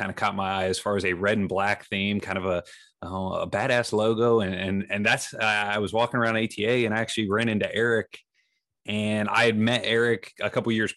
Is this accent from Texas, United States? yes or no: no; Ohio, United States; an Ohio type company, so it's always cool to promote my home state